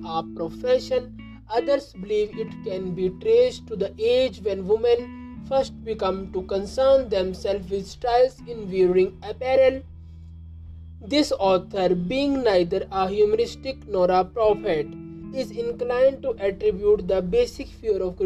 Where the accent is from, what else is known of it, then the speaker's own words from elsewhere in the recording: India; I am from India